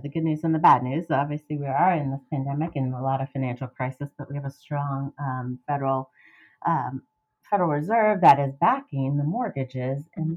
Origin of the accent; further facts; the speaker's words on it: Miami, Florida, United States; moved away as an adult; now in Gainesville, United States; I am from South Florida and uh, Miami, and I am a transplant like many other uh, fellow Gainesvillians